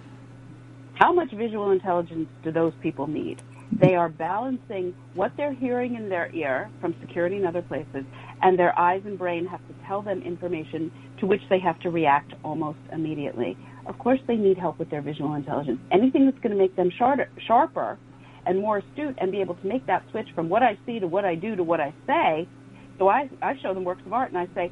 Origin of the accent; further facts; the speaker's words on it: New York City, New York, United States; retired NYPD officers, my hometown guys and women